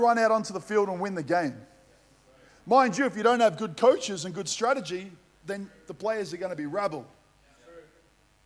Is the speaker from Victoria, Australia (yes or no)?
yes; Melbourne, Victoria, Australia; I grew up playing football in Melbourne.